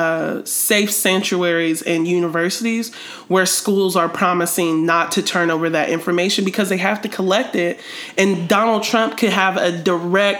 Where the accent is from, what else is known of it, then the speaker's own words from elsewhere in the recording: Ohio, United States; people that I grew up with in Ohio